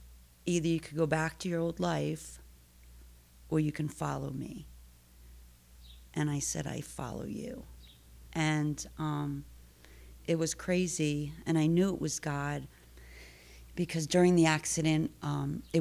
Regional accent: Stamford, Connecticut, United States; I was born and raised in Stanford. Grew up here, school, family, lots of family

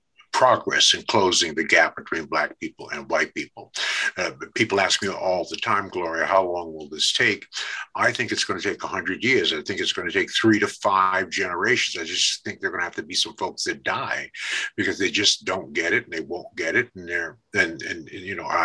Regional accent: New York City, New York, United States; I grew up in Brooklyn, New York, in Bed-Stuy

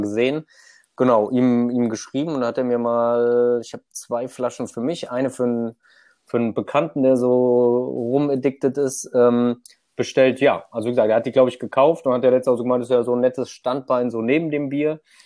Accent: near Frankfurt, Hesse, Germany; komme aus der Nähe von Frankfurt

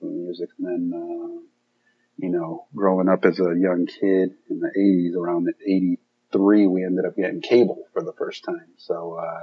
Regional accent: Central Falls, Rhode Island, United States; also born or lived in Colombia / Warwick, Rhode Island; I grew up in Central Falls, Rhode Island

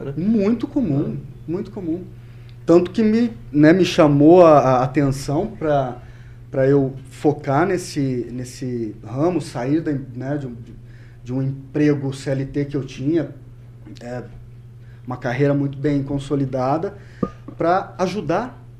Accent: Cornélio Procópio, Paraná, Brazil; moved away as an adult; also born or lived in Curitiba / Londrina / Ponta Grossa; nasci né, em Cornélio Procópio, vivi lá até os meus 18 anos, com 19 anos eu saí de Cornélio, fiz uma breve passagem por Curitiba

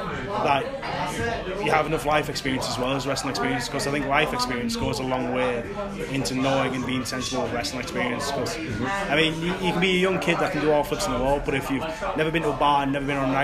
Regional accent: Hartlepool, North East England, United Kingdom; But, I'm from Hartlepool, I'm hardly ever home

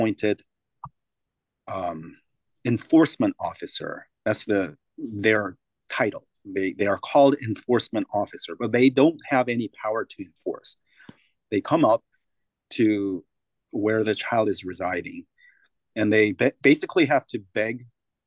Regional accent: South Korea; now in United States; I come from Korea

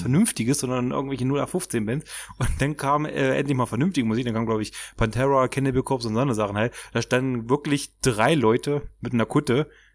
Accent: Germany; now in Magdeburg, Germany; ich komme aus dem Dorf mit 600 Einwohnern, wohne jetzt aber Magdeburg

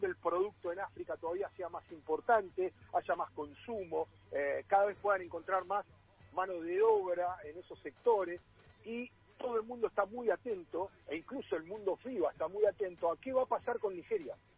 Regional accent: Argentina

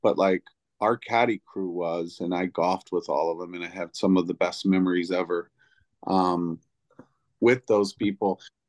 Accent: the South, United States; Well, I guess that like, you know, like I grew up in the South, you know, I grew up in the South.

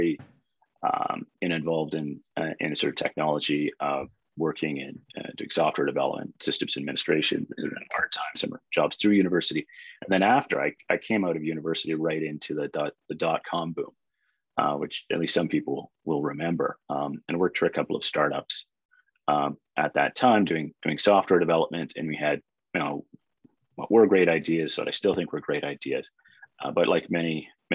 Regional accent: Edmonton, Alberta, Canada; moved away as an adult; also born or lived in British Columbia; now in Toronto, Canada; I grew up in Edmonton

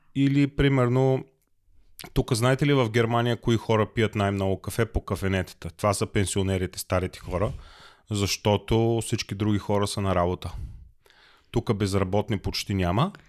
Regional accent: Bulgaria; now in Germany; аз като българин

